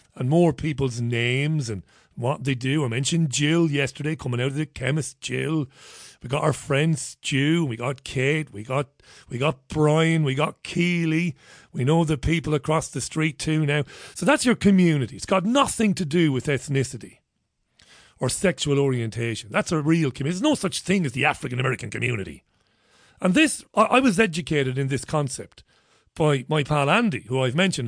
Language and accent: English; Ireland; now in United Kingdom; I'm an Irish one